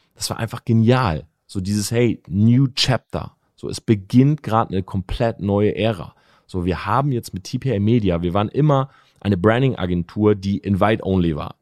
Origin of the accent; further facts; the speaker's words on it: Delmenhorst, Lower Saxony, Germany; moved away as an adult; also born or lived in Oldenburg; now in Munich, Germany; ich wohne ja in München, ich komme aus Delmhorst, ne, das ist äh, sieben, acht Stunden Autofahrt.